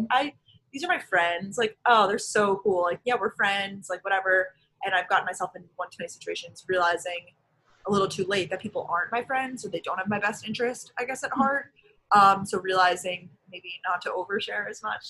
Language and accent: English; Long Island, New York, United States; also born or lived in Georgia; now in New York City, United States; I currently live in New York City. I am originally from Long Island, New York.